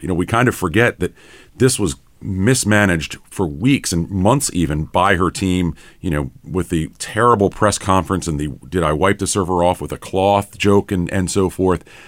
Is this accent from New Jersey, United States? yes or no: no; North Carolina, United States; I'm from North Carolina